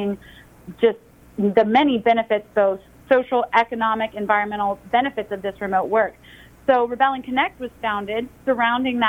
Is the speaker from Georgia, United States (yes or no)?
yes; Atlanta, Georgia, United States; I'm from Atlanta, born and raised